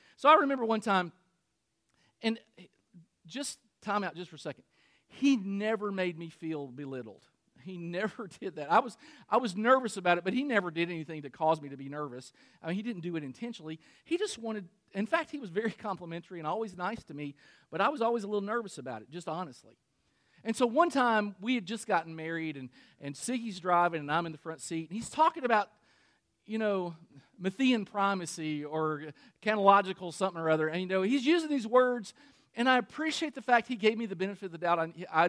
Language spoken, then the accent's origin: English; Kentucky, United States; moved away; I'm from a little town in Kentucky.